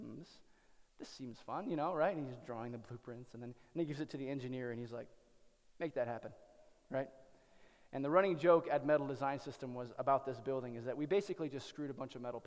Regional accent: Cedar Rapids, Iowa, United States; moved away; there's a library in Cedar Rapids, Iowa, in my hometown

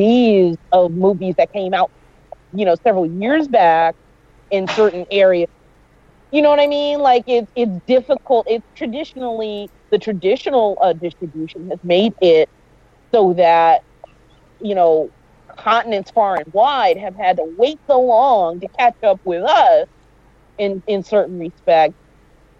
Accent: New York, United States; growing up in New York

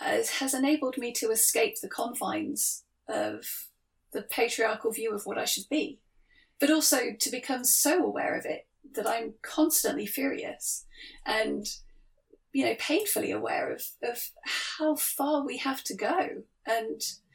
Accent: Cornwall, South West England, United Kingdom; I grew up in Cornwall

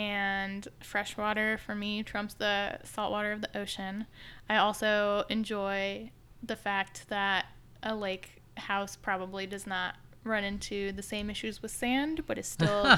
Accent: Midwest, United States; also born or lived in Chicago; now in Washington, D.C., United States; So I am from the Midwest. I don't have much of a home base that is longer than living somewhere for about 6 years, but before I moved to Washington, D.C., I was in Chicago, so maybe a Chicagoan.

